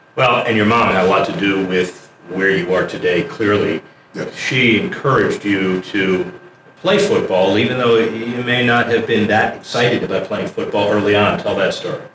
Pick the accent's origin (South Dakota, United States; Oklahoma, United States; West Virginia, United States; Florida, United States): Florida, United States; Miami; my hometown, South Florida, Miami, Florida.